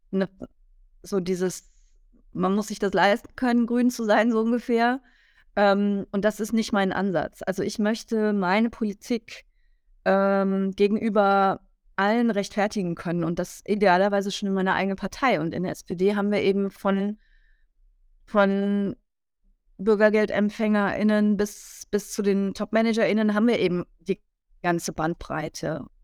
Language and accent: German; Rhineland-Palatinate, Germany; da war eine, eine grüne Ministerin aus meinem Heimatland Rheinland-Pfalz ähm, mit mir auf dem Podium